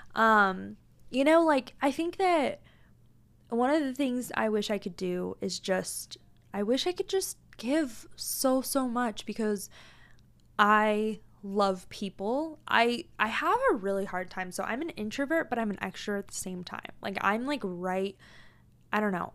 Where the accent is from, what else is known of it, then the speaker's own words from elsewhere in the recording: Tacoma, Washington, United States; now in Arizona, United States; I was born and raised in Tacoma, Washington